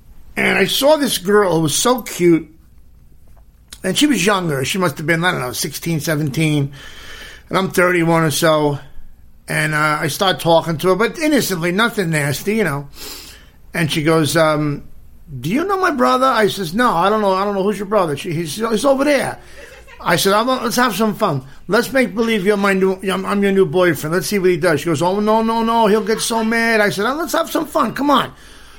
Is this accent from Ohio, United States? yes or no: no; New York City, New York, United States; moved away; also born or lived in Los Angeles; we're both from Brooklyn, both Bensonhurst, Brooklyn boys.